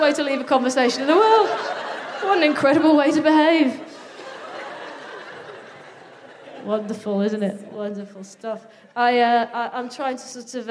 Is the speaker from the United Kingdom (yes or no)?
yes; Midlands, United Kingdom; I like being from the Midlands